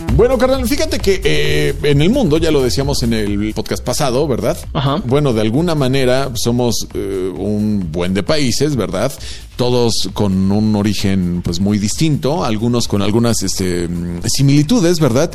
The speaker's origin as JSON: {"language": "Spanish", "country": "Mexico", "said": "para nosotros, para los mexicanos"}